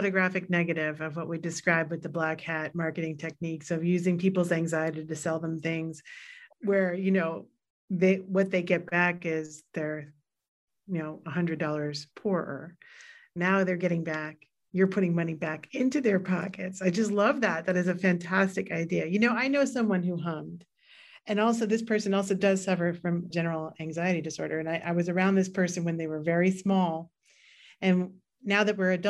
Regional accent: New York City, New York, United States; And I grew up in New York City. And I also grew up in very, very compressed environments in Queens

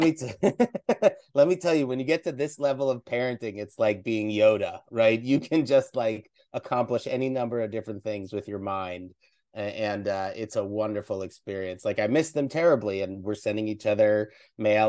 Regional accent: East Coast, United States; moved away; growing up on the East Coast.

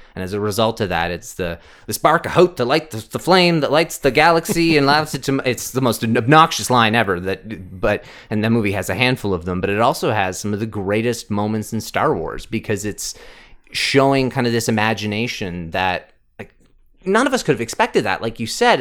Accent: Canada; we're Canadian

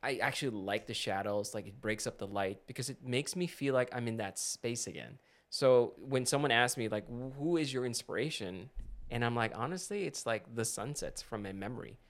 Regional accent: Philippines; moved away; when I was growing up in the Philippines, we always had dramatic sunsets

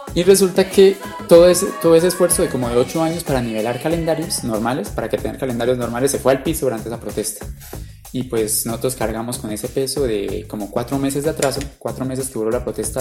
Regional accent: Sogamoso, Boyacá, Colombia; Yo soy de Sogamoso, Boyacá. Toda mi vida he vivido allá.

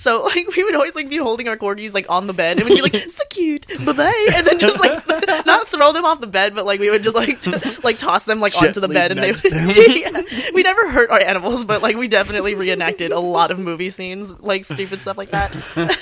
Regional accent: Lakewood, California, United States; also born or lived in Artesia, California / Norwalk, California / Philippines (ancestry); Well, I was born in Artesia and then right around like Norwalk area. Right. And then we moved out to Lakewood.

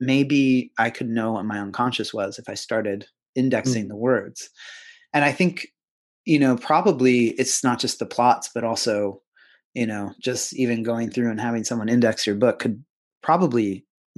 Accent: Pennsylvania, United States; where I grew up in Pennsylvania

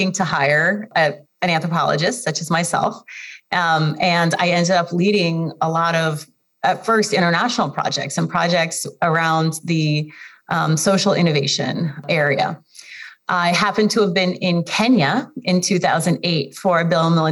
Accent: Kharkiv, Kharkiv Oblast, Ukraine; I was born in Kharkiv, Ukraine

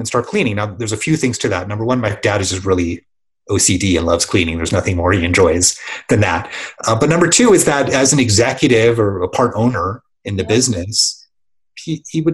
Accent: San Diego, California, United States; I grew up in San Diego.

